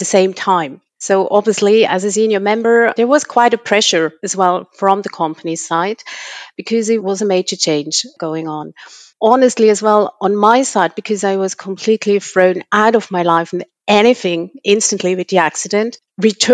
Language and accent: English; Switzerland; moved away; I'm born and raised in Switzerland, but I have pretty much lived across the world